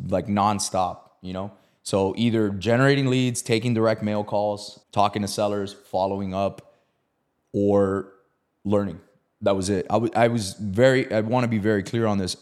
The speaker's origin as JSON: {"language": "English", "town": "Miami", "region": "Florida", "country": "United States", "said": "I'm from Miami"}